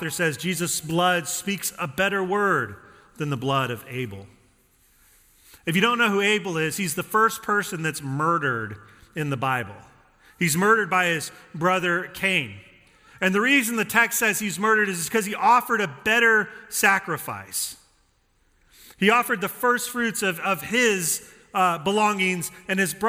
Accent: Denver, Colorado, United States; I grew up in Denver and I grew up with my dad taking me to those games

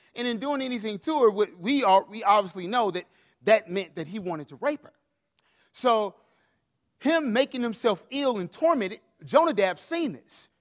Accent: St. Louis, Missouri, United States; moved away; We come from Saint Louis, Missouri, uh, and I am a Missouri Tiger

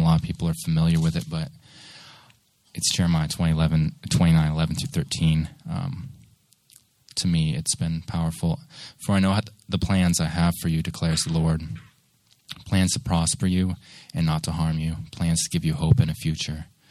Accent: Seattle, Washington, United States; moved away as an adult; also born or lived in Nashville; I grew up there until about 22, and I did my general education there in Bremerton

